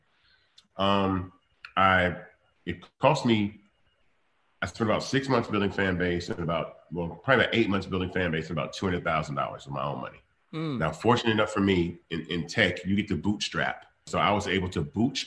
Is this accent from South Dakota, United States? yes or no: no; Memphis, Tennessee, United States; I was born in Memphis